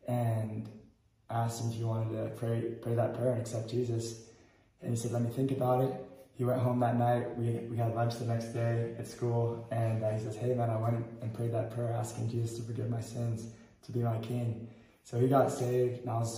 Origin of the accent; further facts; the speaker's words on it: Bandung, West Java, Indonesia; Yeah, so I grew up in Indonesia. I was born there. My parents are American from California. I was born in Bandung, Indonesia, on the island of Java.